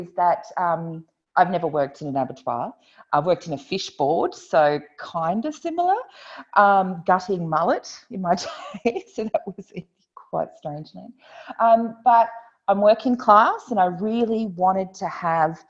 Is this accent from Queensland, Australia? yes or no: yes; Queensland, Australia; I grew up in Queensland, so I know those landscapes